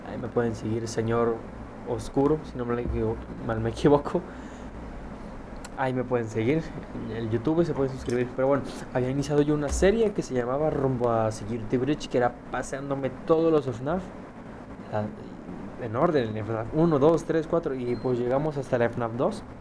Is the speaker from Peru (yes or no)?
no; Mexico; pero estos estoy seguro, yo soy de México, ¿no?